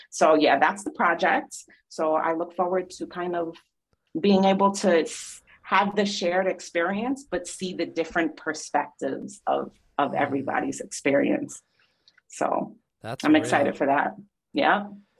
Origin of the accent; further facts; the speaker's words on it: Miami, Florida, United States; born there; And I was born in Miami. So like I need sunshine.